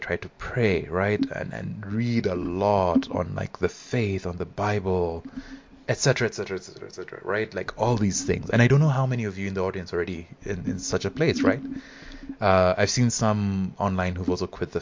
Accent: Nairobi, Kenya; I'm Kenyan, and I attended this high school

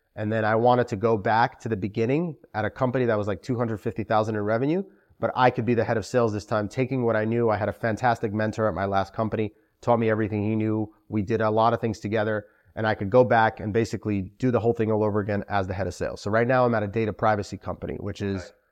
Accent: New York City, New York, United States; also born or lived in Moscow, Russia / Albany, New York; I was born in Moscow, Russia. Wow. Immigrated to Sheepshead Bay, like okay. a lot of Russian Jews and spent most of my life there.

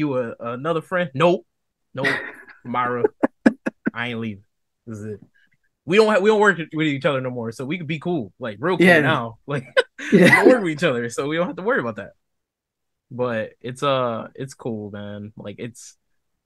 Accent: the Carolinas, United States; I'm from the Carolinas

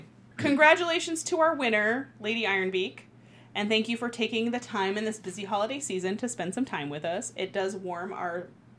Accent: West Virginia, United States; born or raised there

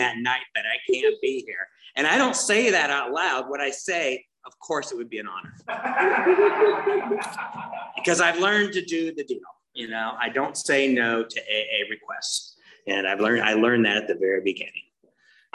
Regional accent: Tustin, California, United States; I'm from Orange County. I was born and raised here, grew up in Tustin.

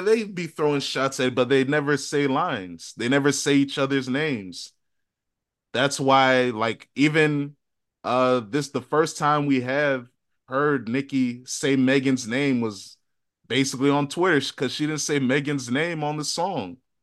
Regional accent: Virginia, United States; we're from Virginia

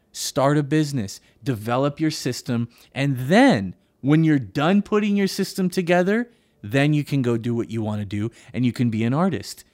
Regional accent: Monterey, California, United States; my hometown of Monterey

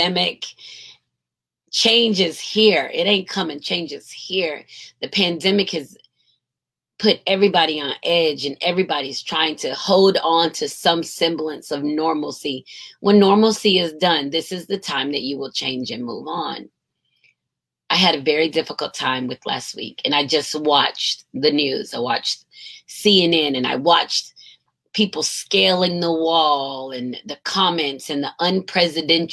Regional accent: United States; they find out I'm American

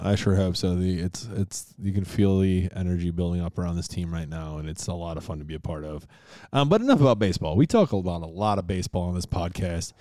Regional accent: Rochester, New York, United States; born at least in my hometown, Rochester, New York.

